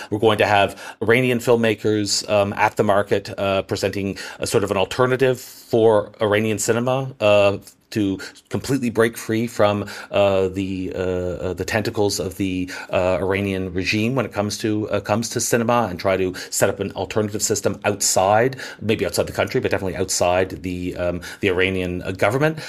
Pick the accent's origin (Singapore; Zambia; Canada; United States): Canada; I'm Canadian